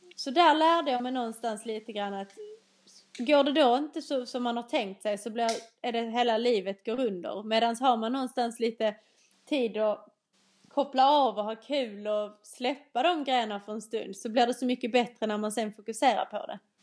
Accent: Skåne, Sweden; accent: Skåne dialect; moved away as an adult; now in England; Jag är en 21-årig eh, tjej från Skåneland som ni kanske redan har förstått på min dialekt

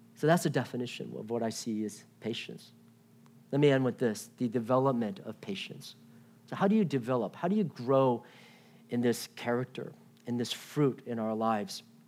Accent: Washington, D.C. area in Virginia, United States; now in Irvine, United States; I grew up in Washington, D C area in Virginia.

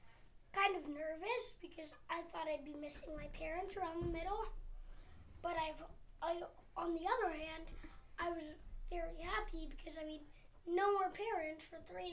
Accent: Houston, Texas, United States; I'm from Houston, Texas

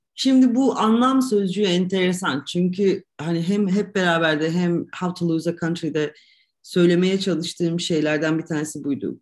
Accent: Turkey; moved away as an adult; also born or lived in Ankara / Istanbul / Oxford / Tunis; now in Zagreb, Croatia; öyle olan bir ülkede doğduk ve büyüyoruz

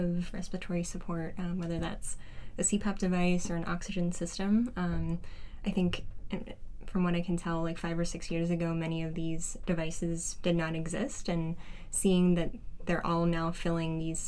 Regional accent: Berkeley, California, United States; I'm from Berkeley, California

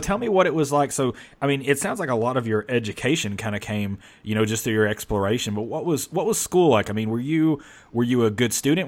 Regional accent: the South, United States; I'm from the South, spent my whole life in the South.

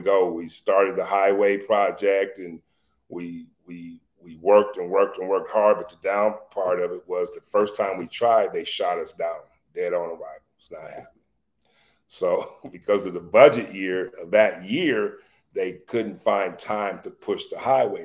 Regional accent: Minneapolis, Minnesota, United States; I'm from Minneapolis.

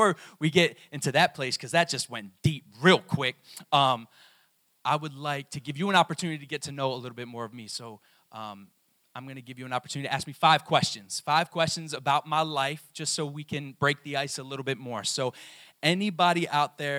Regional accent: Maryland, United States; I was born in Maryland

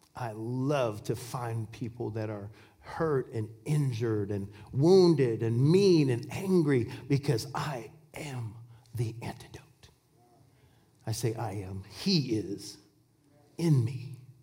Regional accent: Washington, United States; I'm from Washington State, and, and apples grow over there. And, and uh, we, I, you know, when I, we bought a farm when I was just two years old

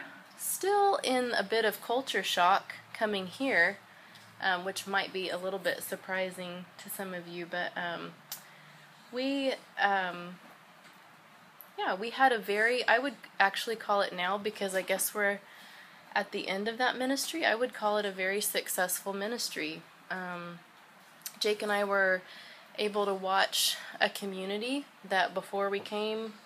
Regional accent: Stillwater, Oklahoma, United States; also born or lived in Tennessee; I grew up in Stillwater and went to Milligan College, which is in the northeast part of Tennessee

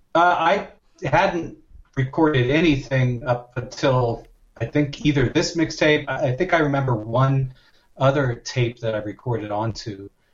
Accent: Lansdale, Pennsylvania, United States; also born or lived in Haddonfield, New Jersey; I'm from Philadelphia. Uh, that's where I grew up for the most part, uh, just outside of Philadelphia, uh, in uh, Lansdale, Pennsylvania, and Haddonfield, New Jersey

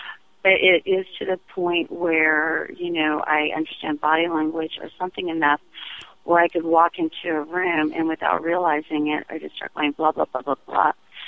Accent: California, United States; I was born in 68. So we were up and down California. My mother was Native American and a flower child.

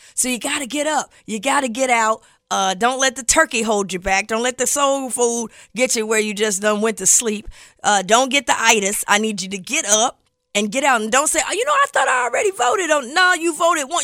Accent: Ohio, United States; my home state, Ohio

